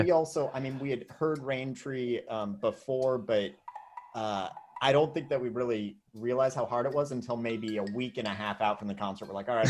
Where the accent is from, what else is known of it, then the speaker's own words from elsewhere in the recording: Tucson, Arizona, United States; now in Athens, United States; I'm in Athens, Georgia right now. And I'm not originally from Atlanta, Georgia. I'm from Tucson, Arizona.